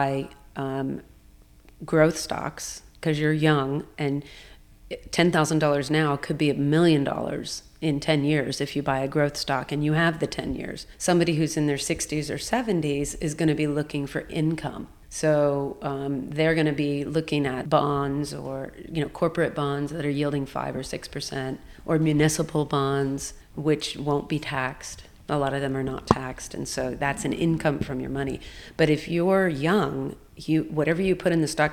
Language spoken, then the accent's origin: English; United States; also born or lived in Hong Kong / New York; I am American